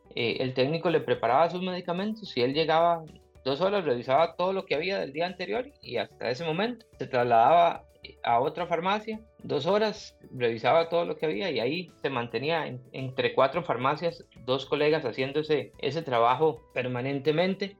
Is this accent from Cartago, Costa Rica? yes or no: yes; Turrialba, Cartago, Costa Rica; moved away as an adult; now in Pococí, Costa Rica; Yo soy foráneo, soy de Turrialba originario y ahora soy pocosiseño